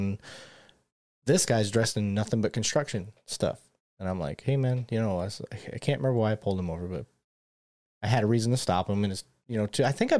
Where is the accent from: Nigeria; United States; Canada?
United States; Michigan; event, because I grew up in Michigan. I didn't see that. That wasn't yeah. a thing. That's not normal for me.